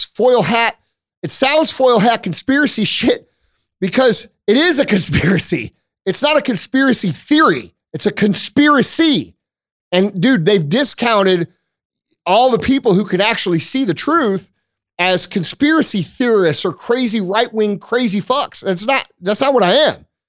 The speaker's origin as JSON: {"language": "English", "country": "United States", "said": "I'm still American"}